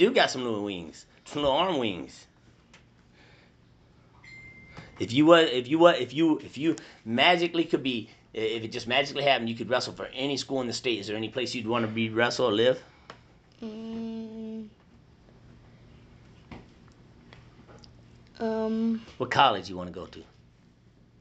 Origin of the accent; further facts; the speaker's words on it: Iowa, United States; we're from Iowa